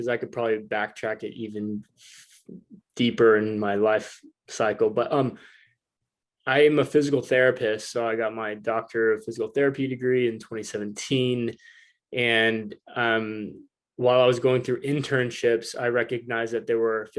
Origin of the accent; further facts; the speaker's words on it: Northwest Arkansas, United States; moved away as an adult; now in San Diego, United States; Northwest Arkansas is my hometown